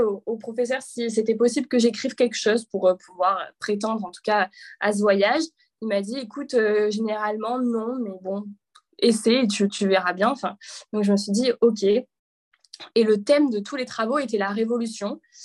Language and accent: French; a small village near Avignon, Provence-Alpes-Côte d'Azur, France; moved away as an adult; also born or lived in Paris; je suis originaire du sud de la France, d'un petit village dans le sud à quelques kilomètres d'Avignon